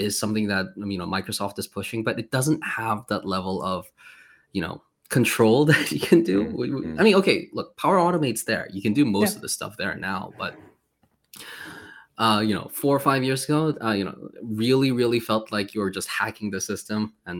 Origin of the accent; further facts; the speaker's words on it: South Korea; moved away as an adult; now in Poland; I honestly, before I came to Poland from Korea, I applied to like 150 different jobs.